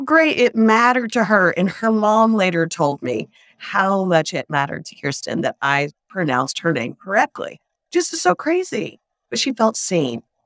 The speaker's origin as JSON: {"language": "English", "region": "the South", "country": "United States", "tie": "born or raised there", "said": "I grew up in the South, and so we were all Christian"}